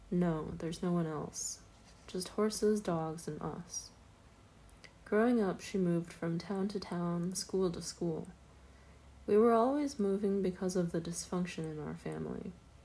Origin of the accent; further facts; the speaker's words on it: Anadarko, Oklahoma, United States; also born or lived in Lawton / Cache / Carnegie; I grew up mostly in Anadarko, Lawton, Cache, and Carnegie. Most of my childhood was spent on or near the Kiowa Comanche Apache Reservation in Oklahoma. By the 10th grade, I had attended 12 different schools.